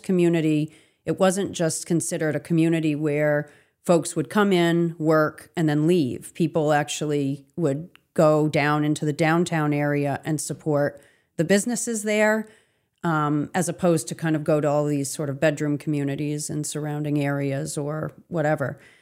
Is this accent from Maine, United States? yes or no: yes; Augusta, Maine, United States; also born or lived in Lincoln, Maine; I was born and raised in Augusta